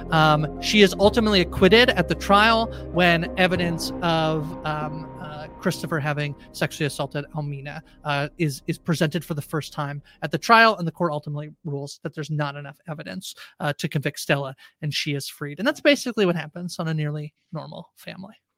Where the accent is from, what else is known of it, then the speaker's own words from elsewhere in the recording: Canada; I'm Canadian